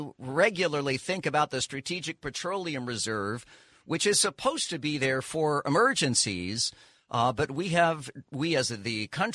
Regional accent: California, United States; born there; When I was born in California, the birth certificate listed

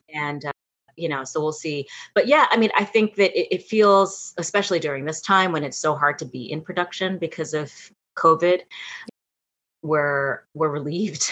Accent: New York City, New York, United States; I was born and raised in New York City

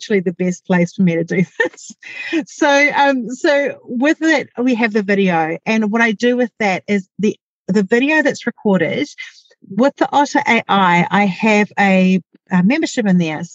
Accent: New Zealand; accent: Kiwi; my Kiwi accent

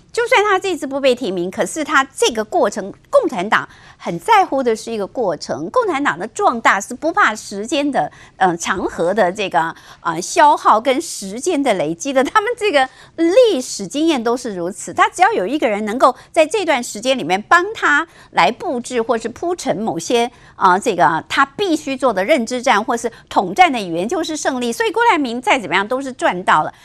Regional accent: Taiwan; 我们台湾人

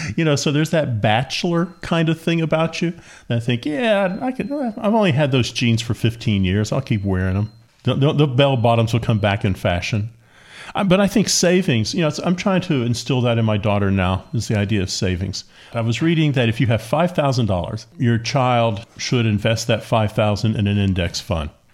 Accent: Appalachia, United States; growing up on a farm, growing up in Appalachia

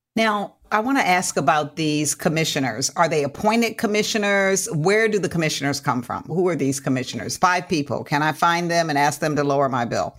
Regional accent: California, United States; as a Californian

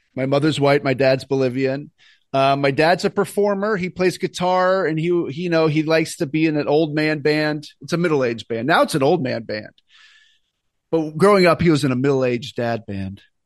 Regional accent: Alexandria, Virginia, United States; moved away as an adult; also born or lived in Washington, D.C. / New York City / Los Angeles; I was born in Alexandria, Virginia.

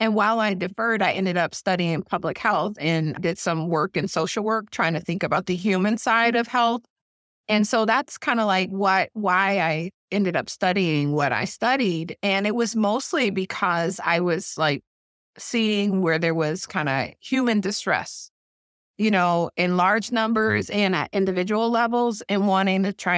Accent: Detroit, Michigan, United States; moved away; I grew up in Detroit.

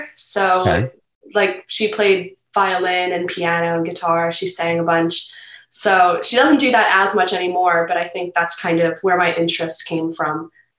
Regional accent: Setauket, New York, United States; So I'm in Setauket. I'm in the Setauket area.

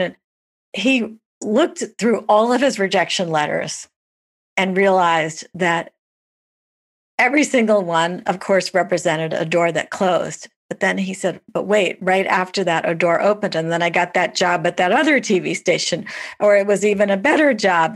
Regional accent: New York, United States; I'm a New Yorker

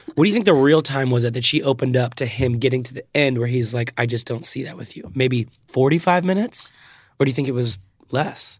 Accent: Nebraska, United States; I'm from Nebraska

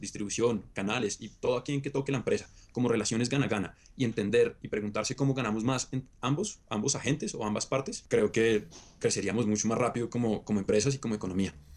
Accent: Bogotá, Colombia; Yo soy bogotano, nacido y criado acá

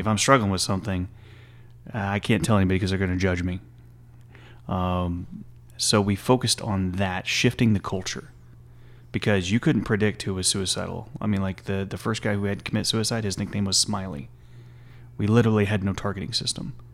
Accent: Stephenville, Texas, United States; I'm from originally from Stephen Mill, Texas, and, uh, born and raised there

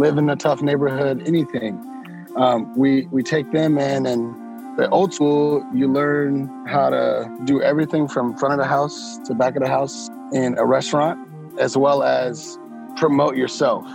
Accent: San Francisco, California, United States; I grew up in San Francisco, so I was born and raised there

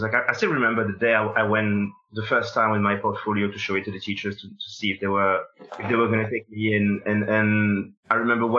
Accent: Senegal; moved away as an adult; now in France; I was born in Senegal, and I grew up there until I was 19. Then I moved here initially for art school, and then I ended up staying

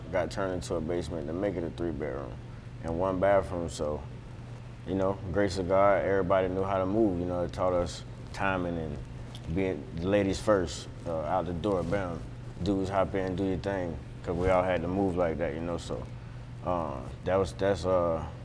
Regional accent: Kissimmee, Florida, United States; moved away; also born or lived in New York; I moved away from there at 6, and I was raised in Florida

